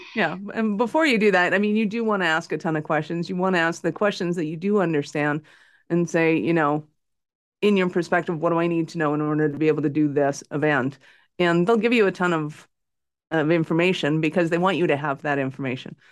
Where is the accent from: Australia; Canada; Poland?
Canada; I'm in Calgary, Canada, North Montana